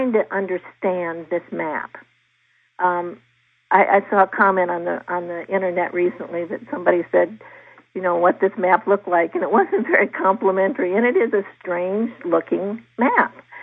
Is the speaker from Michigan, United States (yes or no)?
no; Virginia, United States; in Virginia, my home state